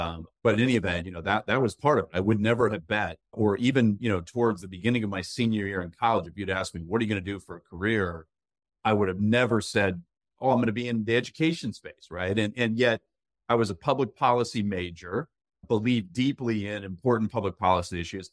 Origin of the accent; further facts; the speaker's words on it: Tazewell, Virginia, United States; now in Northern Virginia, United States; I can claim that I'm a Virginia native because I was born in Tazewell, Virginia.